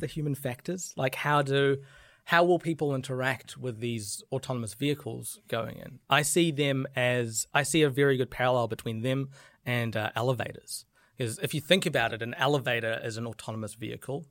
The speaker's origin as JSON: {"language": "English", "country": "New Zealand", "said": "I'm, I'm very proud of being a New Zealander"}